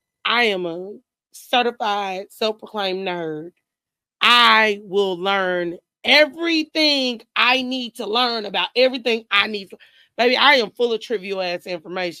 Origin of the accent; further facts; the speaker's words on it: Indianapolis, Indiana, United States; moved away as an adult; also born or lived in Illinois; now in Houston, United States; I'm originally from Indianapolis, but my family's from Denver, Illinois